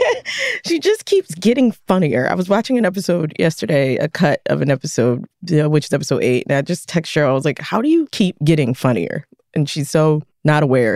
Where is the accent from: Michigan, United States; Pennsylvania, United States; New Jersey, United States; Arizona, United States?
Pennsylvania, United States; Philadelphia; born or raised there